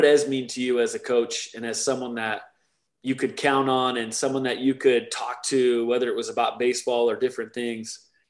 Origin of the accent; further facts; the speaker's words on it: Arizona, United States; I grew up in Arizona.